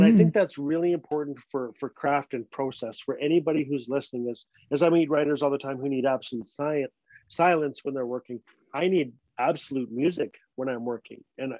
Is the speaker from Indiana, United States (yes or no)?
no; Fort Smith, Arkansas, United States; I'm far away from Fort Smith. No one from home will ever read this story.